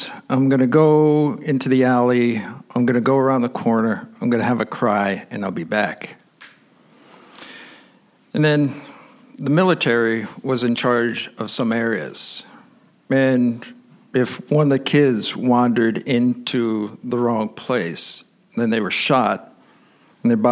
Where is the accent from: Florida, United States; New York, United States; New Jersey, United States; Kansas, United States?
New York, United States; I'm an American. So I say, "Nueva York."